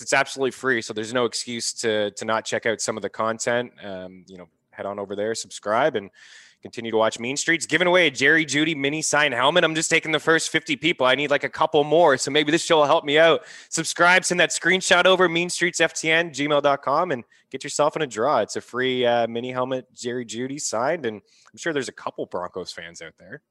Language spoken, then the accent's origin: English; Canada; as a Canadian